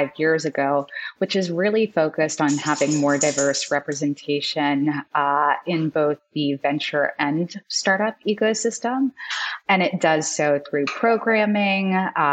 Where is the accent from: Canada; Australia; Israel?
Australia; Sydney, New South Wales; moved away; I am Australian. I was born in Sydney